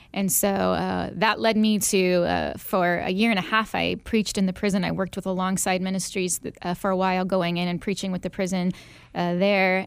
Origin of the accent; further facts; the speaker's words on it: Northwest Indiana, United States; moved away as an adult; also born or lived in Illinois / Arizona; now in Phoenix, United States; I am actually originally from the Chicagoland area, just Indiana, Northwest Indiana, but right outside Chicago. Uh, grew up there